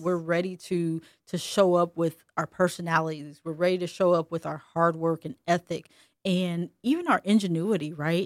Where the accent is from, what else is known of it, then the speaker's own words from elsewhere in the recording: Ohio, United States; also born or lived in Alabama; me growing up in Ohio and not having that good old Alabama accent